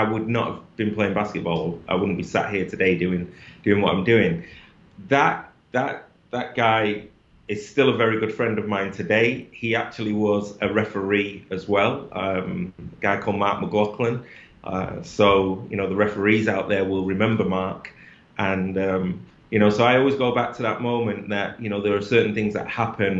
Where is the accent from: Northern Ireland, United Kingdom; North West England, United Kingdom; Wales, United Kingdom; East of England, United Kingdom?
North West England, United Kingdom; Oldham; I'm from just north of, I'm from Manchester, but, you know, my mind takes me back to an area called Oldham, Saddleworth, just north of there